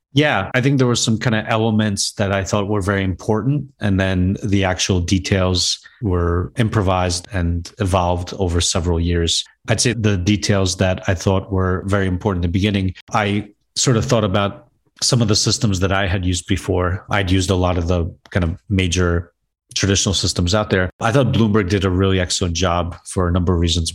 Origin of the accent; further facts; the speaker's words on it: Wayne, New Jersey, United States; also born or lived in Chernivtsi, Ukraine / Brooklyn, New York; basically grew up in Brooklyn and North Jersey in a town called Wayne, New Jersey.